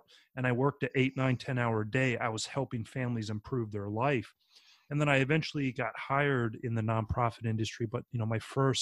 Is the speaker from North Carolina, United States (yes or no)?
yes; North Carolina, United States; moved away as an adult; now in New Orleans, United States; I grew up in North Carolina